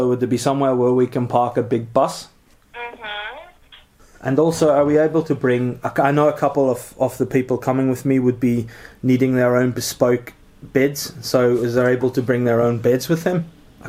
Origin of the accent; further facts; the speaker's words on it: Durban, KwaZulu-Natal, South Africa; because I'm from South African, starts out of Durban, a place called Kwankosh.